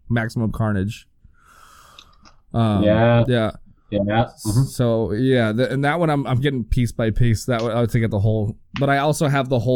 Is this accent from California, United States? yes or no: yes; El Monte, California, United States; also born or lived in Los Angeles; I'm back in my hometown again, El Monte.